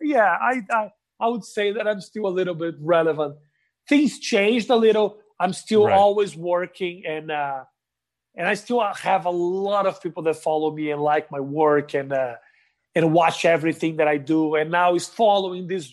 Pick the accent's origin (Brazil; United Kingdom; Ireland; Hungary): Brazil; Porto Alegre, Rio Grande do Sul; English is a second language; moved away as an adult; also born or lived in São Paulo, Brazil; now in United States; when I moved from Porto Alegre to São Paulo